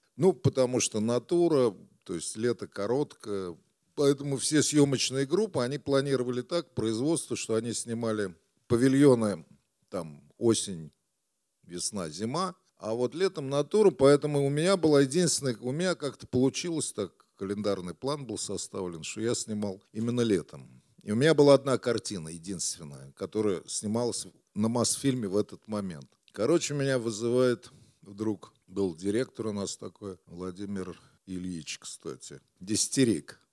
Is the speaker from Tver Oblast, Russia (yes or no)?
no; Moscow, Russia; Это было на Красный Пресне, бараки. Я, кстати, их тоже помню, потому что когда я родился, мы а, с папой, они жили там какое-то время, лет до пяти мы жили